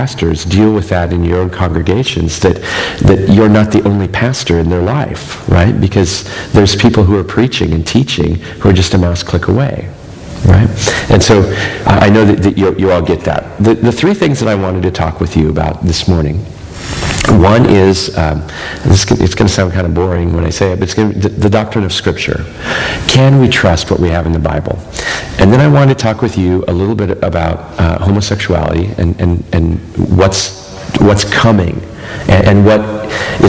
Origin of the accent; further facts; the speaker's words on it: Myrtle Point, Oregon, United States; also born or lived in Vale, Oregon; I grew up in Myrtle Point, Oregon, over not Myrtle Creek, but Myrtle Point, right? Like you're going towards the coast over near Coos Bay